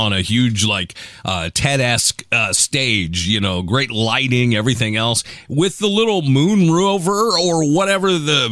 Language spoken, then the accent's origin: English; Seattle, Washington, United States; I'm from Seattle, dude. I live in liberal town